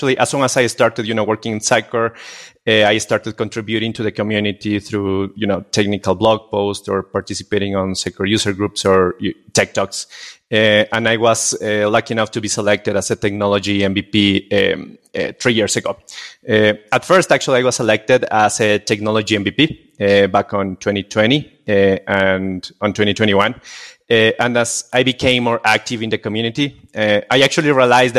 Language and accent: English; Quito, Pichincha, Ecuador; I'm from Quito, Ecuador.